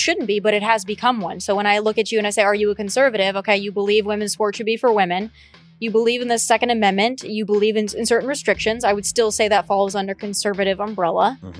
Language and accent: English; South Dakota, United States; So I'm from South Dakota